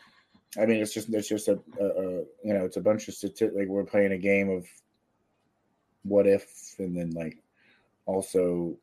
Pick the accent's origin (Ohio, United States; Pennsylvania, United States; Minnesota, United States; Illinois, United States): Ohio, United States; Cincinnati; moved away; also born or lived in Jacksonville; growing up in Cincinnati